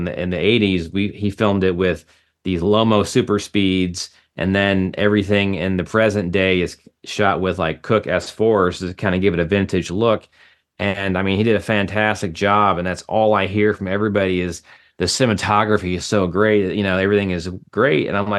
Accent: Chicago, Illinois, United States; now in Los Angeles, United States; No, so I came from Chicago. I went to Columbia College Film School.

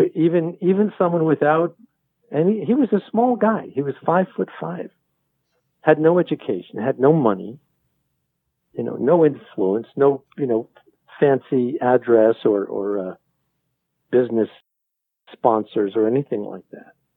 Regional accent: New York, United States; I, I grew up in New York

